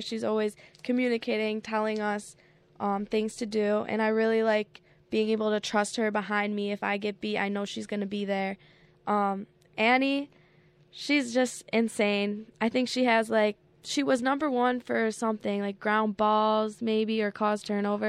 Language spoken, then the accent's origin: English; Hamburg, New York, United States; It was close to my home because I'm from Hamburg, so I'm only, like, twenty minutes away.